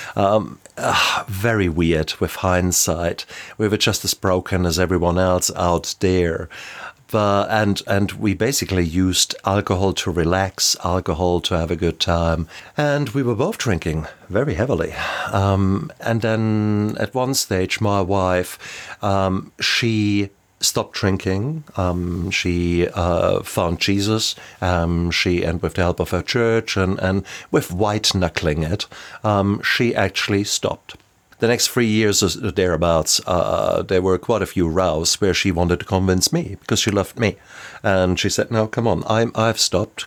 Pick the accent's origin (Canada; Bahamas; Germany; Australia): Germany; moved away as an adult; now in New Zealand; I am a German and lived around the world and now settled down with my beautiful family here in the even more beautiful New Zealand